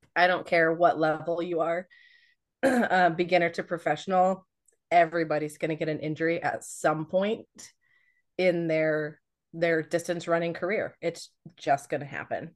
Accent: Hays, Kansas, United States; I went to college at Fort Hays, um, in Hays, Kansas. That's where I'm, I'm from

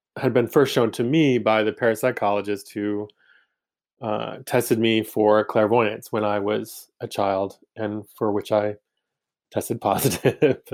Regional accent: Maine, United States; growing up in Maine

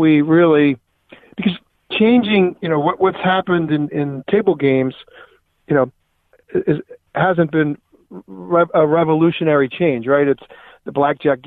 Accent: Atlantic City, New Jersey, United States; I grew up in the Atlantic City area

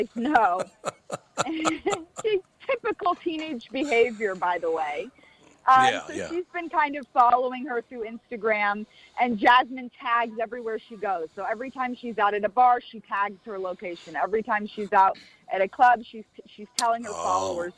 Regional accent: Florida, United States; now in Los Angeles, United States; I'm from Florida originally

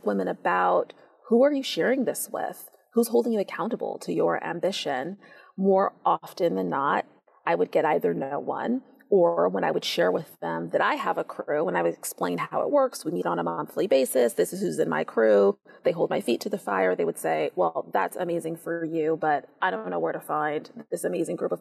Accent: Seattle, Washington, United States; I helped to start a girls' middle school in my hometown of Seattle

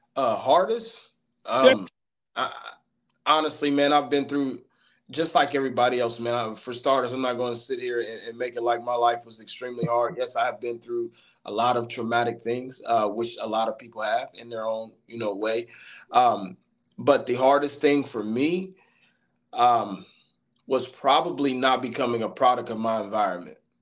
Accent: Middletown, Ohio, United States; also born or lived in Hamilton, Ohio; I'm from Middletown, Ohio, uh, by way of Hamilton. Currently been here for approximately 12 years

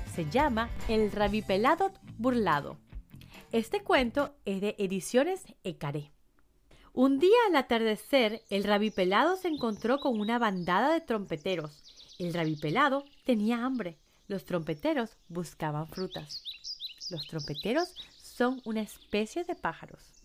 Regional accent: Venezuela; moved away; estuve de vuelta en mi país, Venezuela

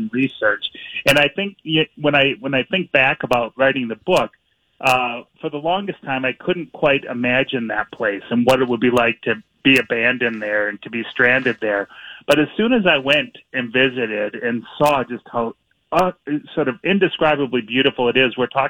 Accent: Minneapolis, Minnesota, United States; I grew up here in Minneapolis and mm-hmm. and have lived here for just about my whole life

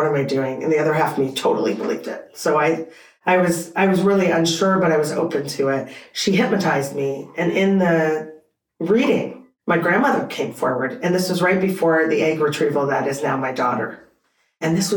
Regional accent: Canada; I'm Canadian.

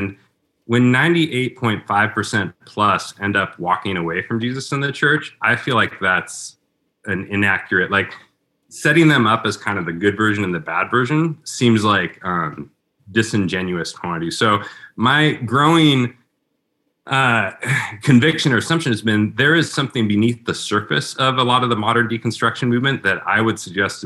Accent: Portland, United States; my hometown of Portland

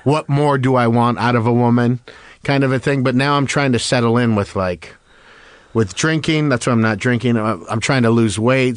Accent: West Covina, California, United States; I grew up in West Covina.

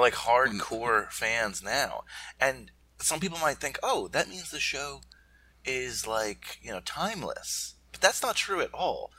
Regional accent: New York metropolitan area, United States; growing up in the New York metropolitan area

